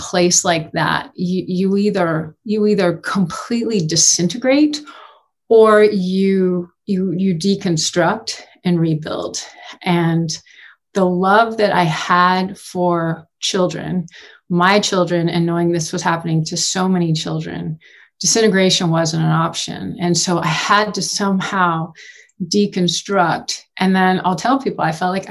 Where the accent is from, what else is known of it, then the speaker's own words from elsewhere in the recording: Houston, Texas, United States; moved away as an adult; now in Boulder, United States; I grew up in Houston